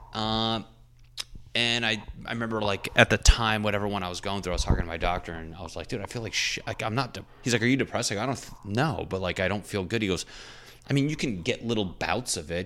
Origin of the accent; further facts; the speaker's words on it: New England, United States; I'm from New England.